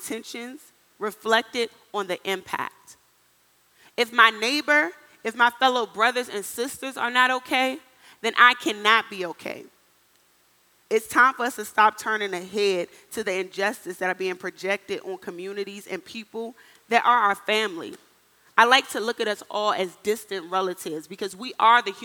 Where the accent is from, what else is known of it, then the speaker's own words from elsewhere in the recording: Washington, District of Columbia, United States; moved away as an adult; also born or lived in Miami, Florida / Minnesota; I'm from the inner city of Washington, D.C., born and raised